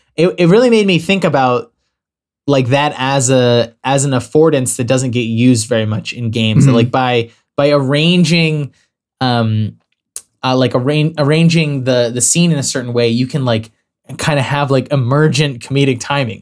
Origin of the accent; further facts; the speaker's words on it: New Mexico, United States; I grew up in the Boy Scouts. We used to, and I lived where I grew up in southern New Mexico. It was like, because it's, you know, just outside the city limits is just empty desert.